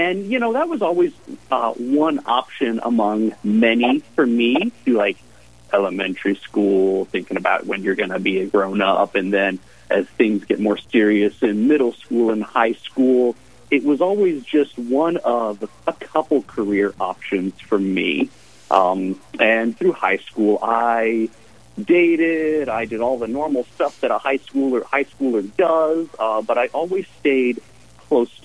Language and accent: English; Cheyenne, Wyoming, United States; I was mostly raised down in Cheyenne. I moved to Cheyenne before first grade, about 5 or 6 years old, with the military